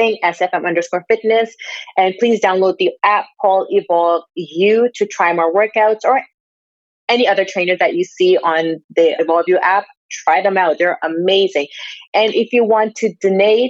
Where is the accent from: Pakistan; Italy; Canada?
Pakistan; moved away; I'm from Pakistan